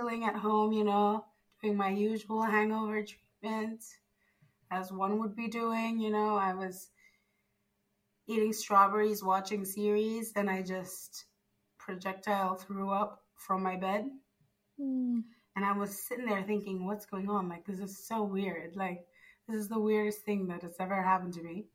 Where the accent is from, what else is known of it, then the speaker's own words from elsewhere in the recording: Zimbabwe; now in Italy; I'm from Zimbabwe.